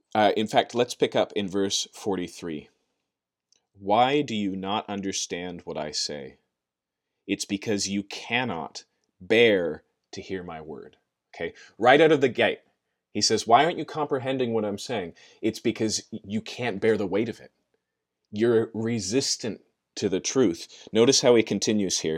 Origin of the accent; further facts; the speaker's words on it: United States; maybe even more so as Americans, and maybe even more so as American Christians